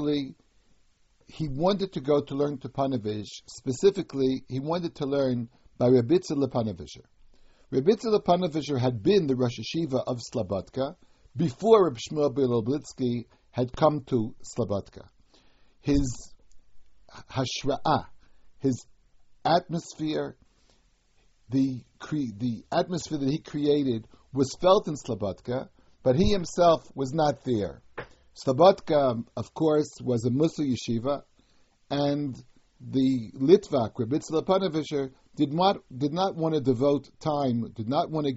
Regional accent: United States; When I was a child growing up in America

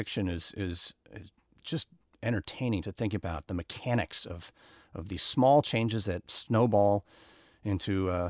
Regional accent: United States; it was very, very strange to be milling about as an American traveling alone in Australia.

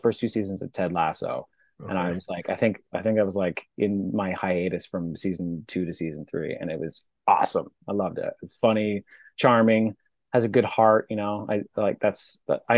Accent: Regina, Saskatchewan, Canada; moved away as an adult; now in Toronto, Canada; I'm a prairie boy from Regina, Saskatchewan, which is like the middle of the country, just like above Montana. So prairie, flat prairie, born and raised there

